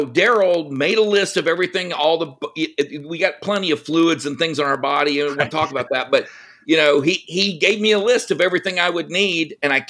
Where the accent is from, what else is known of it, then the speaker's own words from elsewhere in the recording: Texas, United States; now in California, United States; I was born in California. My third birthday, my parents gifted me with the greatest gift you could give your kid, and that is pick them up and move them to Texas.